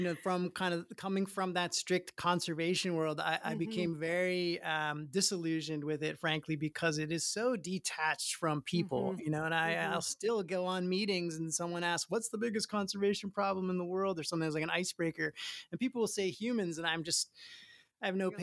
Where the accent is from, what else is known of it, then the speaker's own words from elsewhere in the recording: Long Island, New York, United States; moved away as an adult; now in Hawaii, United States; I grew up on Long Island, very kind of detached place